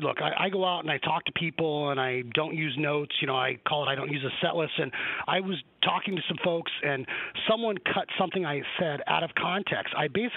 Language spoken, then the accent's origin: English; Arizona, United States; I grew up here in Arizona